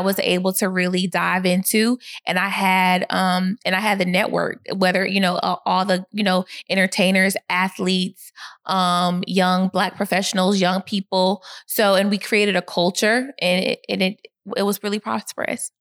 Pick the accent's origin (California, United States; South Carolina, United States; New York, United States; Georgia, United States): Georgia, United States; Atlanta; also born or lived in Boston, Massachusetts / Gwinnett County, Georgia; I moved to Atlanta when I was five years old.